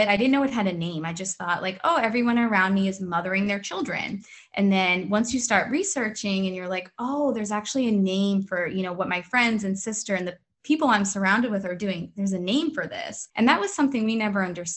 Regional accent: Boston, Massachusetts, United States; now in Maryland, United States; I'm originally from Boston. I'm living in Maryland.

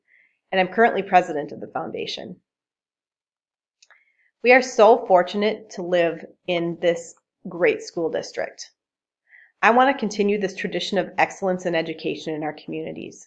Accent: New Brighton, Minnesota, United States; now in Buffalo, United States; I grew up in New Brighton, Minnesota, and graduated from Irondale High School

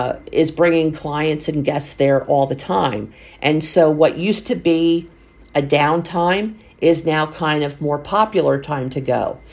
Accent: Pennsylvania, United States; A lot of times for our Northeasterners that, you know, like I am from Pennsylvania, we don't go down in the summer because we know it's so hot.

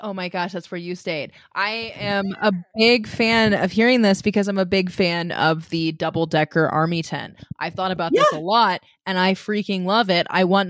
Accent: Missouri, United States; growing up in Missouri

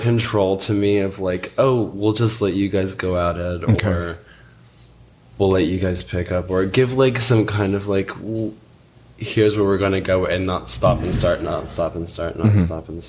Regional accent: Chattanooga, Tennessee, United States; I'm from Chattanooga.

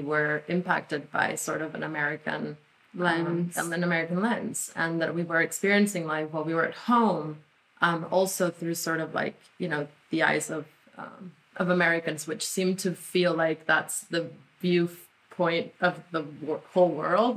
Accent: Mexico; first language Spanish; English is a second language; now in United States; we grew up in Mexico.

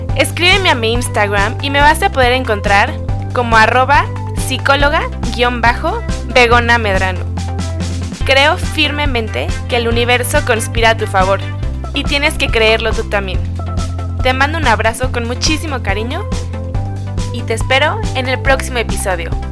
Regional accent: Mexico; Yo soy una mujer mexicana, tengo 27 años

